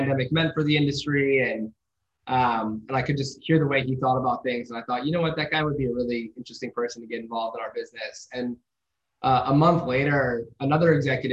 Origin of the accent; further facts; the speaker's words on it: Midwest, United States; I grew up in the Midwest